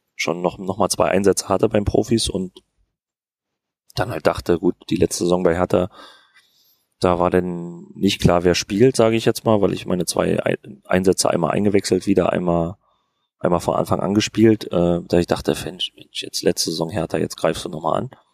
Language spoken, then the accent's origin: German; Berlin, Germany; moved away as an adult; now in Fürth, Germany; weil ich bin jetzt auch nicht direkt am Ku, äh, am Kudamm aufgewachsen oder in Charlottenburg, wo, wo jetzt jeden Tag Halligalli ist, äh, sondern in Hohenschönhausen